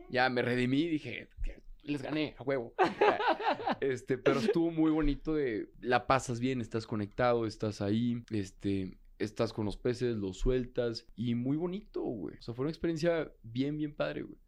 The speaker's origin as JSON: {"language": "Spanish", "town": "Torreón", "region": "Coahuila", "country": "Mexico", "said": "yo soy del desierto, yo soy de Torreón"}